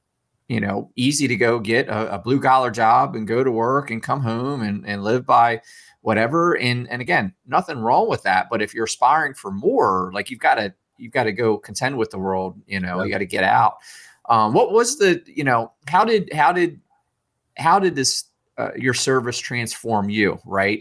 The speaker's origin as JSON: {"language": "English", "region": "Maryland", "country": "United States", "tie": "born or raised there", "moved": "yes", "said": "I grew up in Mayberry, small town, Maryland"}